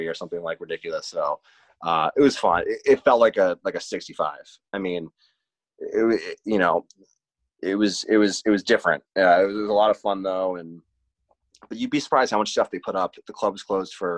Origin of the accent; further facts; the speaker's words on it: Larchmont, New York, United States; I grew up a mile from there, so that's literally my town. I'm from Larchmont.